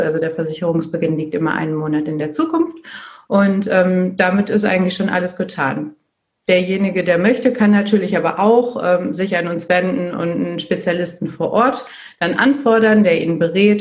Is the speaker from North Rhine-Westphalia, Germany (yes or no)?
yes; Dortmund, North Rhine-Westphalia, Germany; Ich komme äh, aus Dortmund